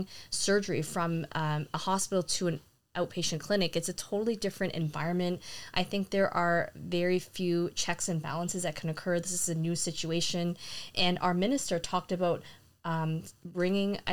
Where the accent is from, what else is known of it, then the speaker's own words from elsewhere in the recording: Canada; as a Canadian